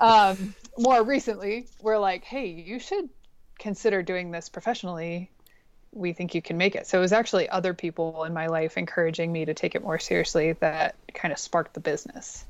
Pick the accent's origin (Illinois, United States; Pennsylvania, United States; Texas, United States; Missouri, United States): Pennsylvania, United States; Pittsburgh; moved away as an adult; now in Bozeman, United States; I'm originally from Pittsburgh, Pennsylvania